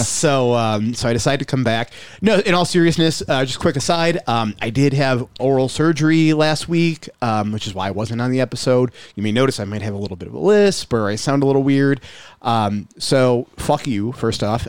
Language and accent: English; Buffalo, New York, United States; I grew up in South Buffalo, the First Ward, the Valley.